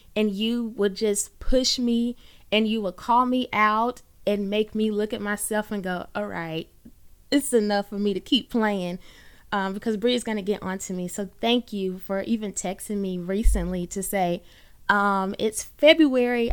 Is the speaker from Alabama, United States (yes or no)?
yes; Birmingham, Alabama, United States; I am born and raised in the Magic City, Birmingham, Alabama.